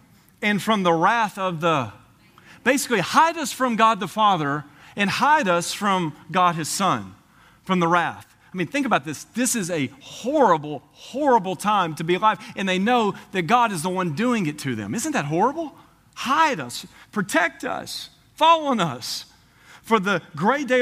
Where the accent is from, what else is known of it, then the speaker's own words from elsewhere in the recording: Tennessee, United States; Tennessee, I'm from Tennessee